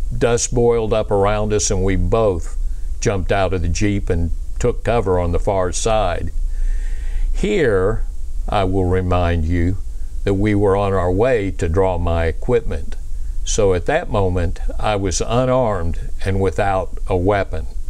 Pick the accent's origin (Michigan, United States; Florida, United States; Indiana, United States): Florida, United States; Pensacola; I was raised in Pensacola, Florida, home of the Navy's flight demonstration team